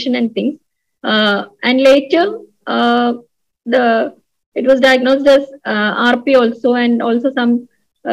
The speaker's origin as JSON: {"language": "English", "town": "Koyilandy", "region": "Kerala", "country": "India", "tie": "born or raised there", "said": "my hometown is in a remote place known as Koyilandi."}